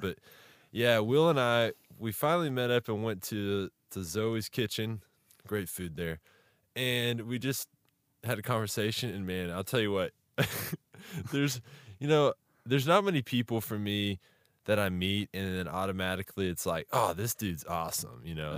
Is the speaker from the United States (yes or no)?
yes; Texas, United States; I'm from Texas as well